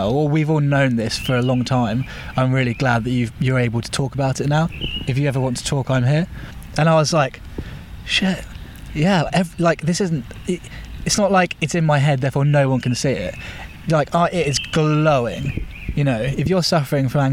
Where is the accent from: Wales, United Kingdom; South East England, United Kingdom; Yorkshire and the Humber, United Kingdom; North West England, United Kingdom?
South East England, United Kingdom; Winchester; moved away as an adult; also born or lived in Bristol; I went straight back to Winchester, to my hometown.